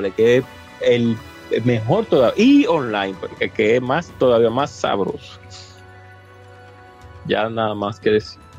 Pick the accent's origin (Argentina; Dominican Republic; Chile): Dominican Republic; Y Moisés lo sabe muy bien porque mucho guata que le dimos como buen dominicano.